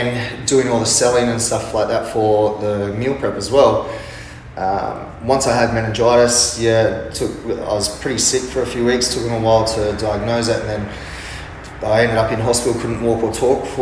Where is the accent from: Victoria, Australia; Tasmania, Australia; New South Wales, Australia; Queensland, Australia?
New South Wales, Australia; Sydney or Wollongong; moved away as an adult; also born or lived in Amsterdam / London / Bali / Mount Isa; now in Perth, Australia; I'm originally from Sydney or Wollongong